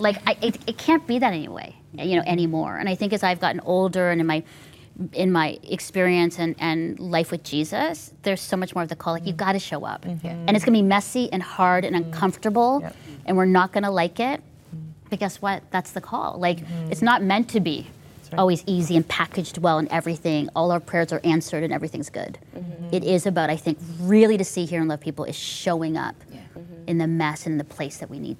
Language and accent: English; Philippines; as I was growing up in the Philippines and Asia, there just was a space for me to be childlike and grow into that.